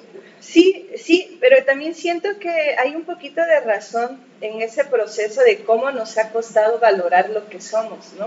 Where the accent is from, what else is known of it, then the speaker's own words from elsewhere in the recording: Asunción Ixtaltepec, Oaxaca, Mexico; nuestra familia, pues nosotros somos de Ixtaltepec, el origen es ahí